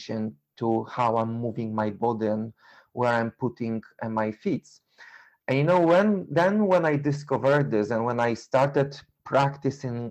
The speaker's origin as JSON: {"language": "English", "country": "Poland", "second_language": "English", "moved": "as an adult", "lives_now": "London, United Kingdom", "said": "I'm originally from Poland. I was living in UK for 21 years"}